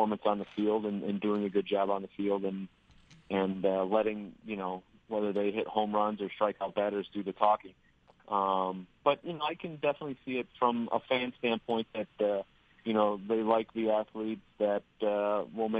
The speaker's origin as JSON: {"language": "English", "region": "Western New York", "country": "United States", "said": "we're all from Western New York"}